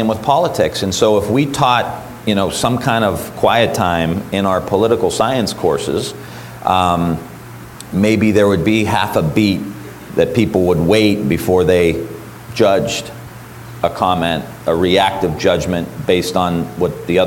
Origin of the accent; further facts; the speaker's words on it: Niles, Ohio, United States; That's my hometown.